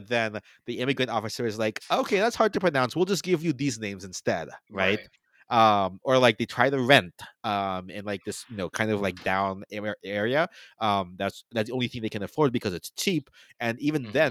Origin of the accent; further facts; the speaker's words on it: United States; You know, obviously I'm Filipino American. I'm the son